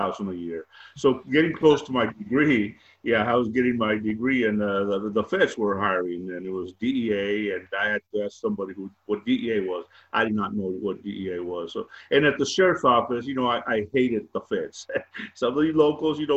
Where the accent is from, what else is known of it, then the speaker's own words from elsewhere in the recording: Hebbronville, Texas, United States; also born or lived in Austin, Texas / Laredo, Texas; I grew up in South Texas, Hebronville